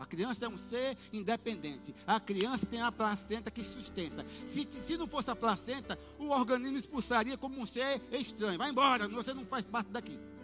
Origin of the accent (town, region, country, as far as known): Brazil